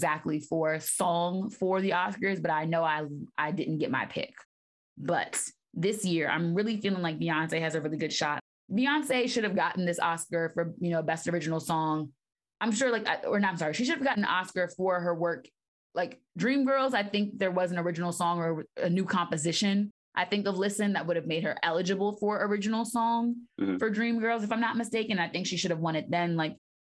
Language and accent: English; United States; us as everyday American people